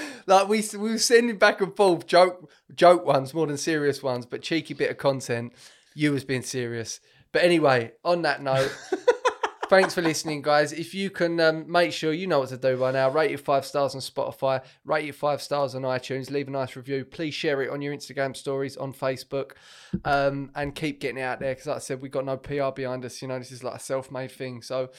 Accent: United Kingdom; I'm British Italian.

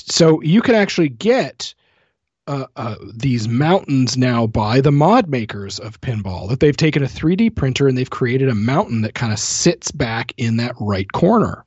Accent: Canada; being a Canadian

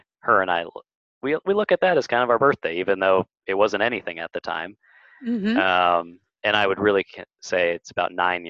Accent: West Coast, United States; now in New Orleans, United States; And then here in the U.S., I grew up on the West Coast and have slowly migrated over to New Orleans, which is where I live and work now.

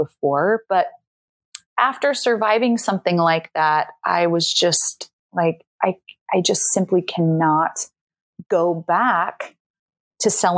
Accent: Salt Lake City, Utah, United States; moved away as an adult; now in Amsterdam, Netherlands; I grew up and am from Salt Lake City, Utah

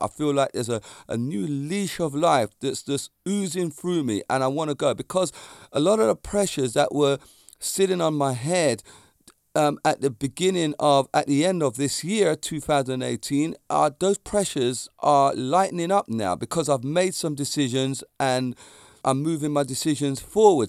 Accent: near Walton upon Thames, Surrey, South East England, United Kingdom; It's a place in Surrey, in my near my hometown

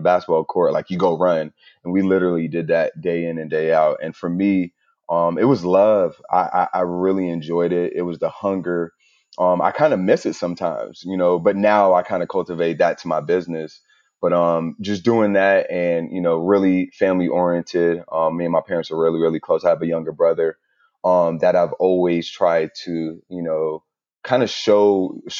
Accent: New York, United States; my family's from Jamaica, and then my parents moved to New York, and then that's where they had me

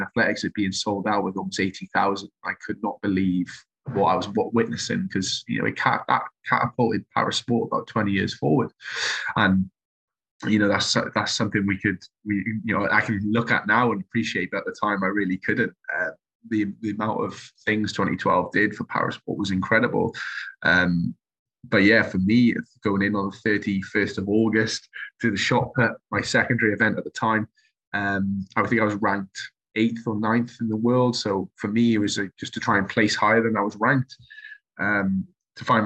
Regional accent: Welsh, Wales, United Kingdom; being Welsh

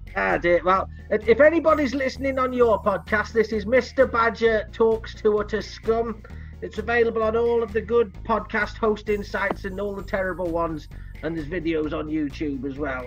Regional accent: Leeds, Yorkshire and the Humber, United Kingdom; I, am from Leeds, but my, my mother's family was just over the border

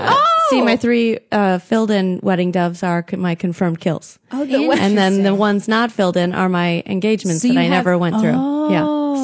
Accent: Michigan, United States; I'm from Michigan.

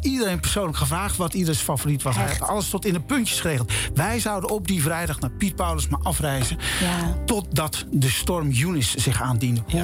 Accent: Drenthe, Netherlands; moved away; We gingen allebei terug naar onze geboortegrond. Ik naar Drenthe

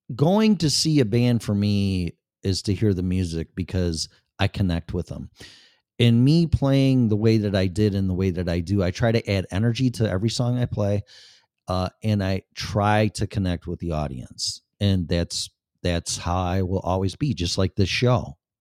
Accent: Chicago, Illinois, United States; moved away as an adult; also born or lived in Florida; now in Colorado, United States; Chicago, 'cause I was born and raised there and spent fifty-something years there

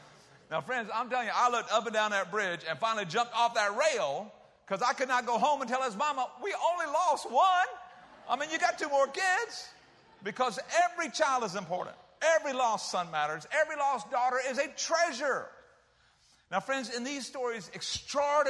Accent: South Carolina, United States; moved away; I was from South Carolina.

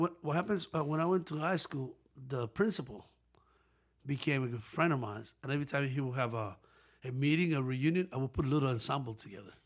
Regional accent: Pepillo Salcedo, Monte Cristi, Dominican Republic; moved away; also born or lived in New York; I was born in Dominican Republic

